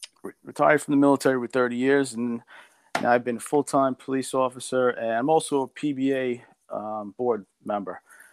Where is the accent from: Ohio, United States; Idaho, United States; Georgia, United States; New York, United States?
New York, United States; New York City; moved away as an adult; also born or lived in Italy; now in Suffolk County, United States; Yeah, I grew up in Brooklyn. And when I was 17, I went from public schools in Brooklyn right into the Air Force Academy in Colorado Springs.